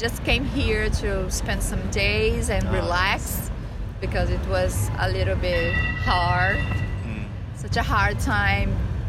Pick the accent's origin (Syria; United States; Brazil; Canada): Brazil; moved away as an adult; now in Madrid, Spain; We are from Brazil. I'm from Rio and I'm from Bahia.